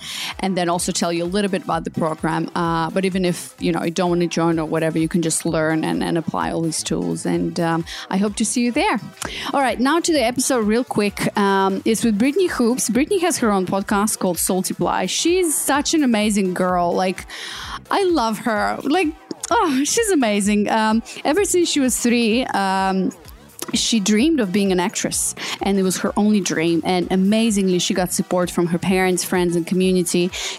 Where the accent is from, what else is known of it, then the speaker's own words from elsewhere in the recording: Australia; moved away; And, you know, I came from Australia. It was like Bondi Beach, whatever.